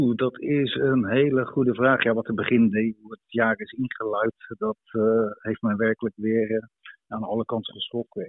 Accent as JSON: {"language": "Dutch", "country": "Netherlands", "tie": "born or raised there", "also_born_or_lived": "Russia", "moved": "as an adult", "lives_now": "Tver, Russia", "said": "in het dorp waar ik opgroeide geen buitenlanders. Dus we probeerde vooral Nederlands te leren."}